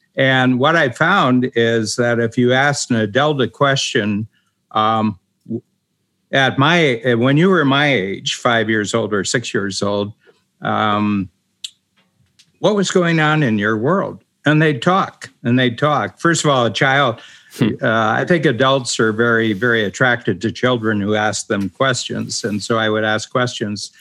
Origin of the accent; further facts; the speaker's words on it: Ohio, United States; moved away as an adult; also born or lived in South Korea; I'm from Ohio, which is a farm country. I grew up on a farm